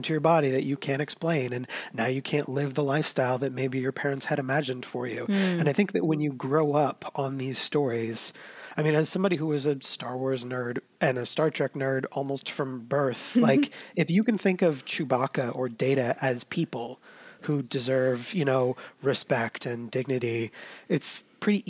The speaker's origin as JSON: {"language": "English", "country": "United States", "said": "we in the States"}